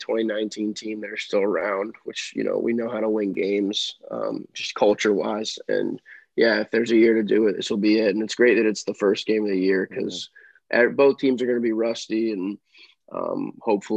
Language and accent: English; Jacksonville, Florida, United States; moved away as an adult; now in Boca Raton, United States; growing up in Jacksonville